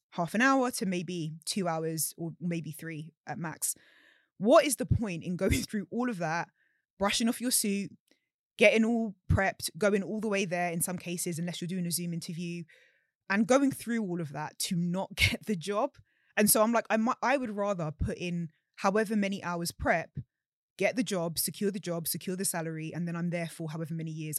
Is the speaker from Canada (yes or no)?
no; London, United Kingdom; growing up in London